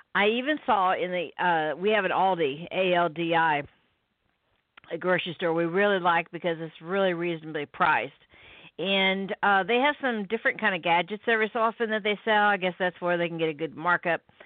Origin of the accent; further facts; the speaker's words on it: Midwest, United States; I'm from the Midwest